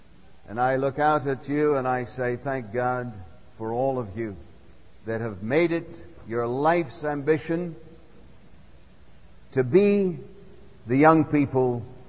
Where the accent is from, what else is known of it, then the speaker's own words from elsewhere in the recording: Assam, India; But I was raised up in Assam, northeast area of India, some 800 miles northeast of Calcutta. And I had the privilege of being raised in the jungles up there.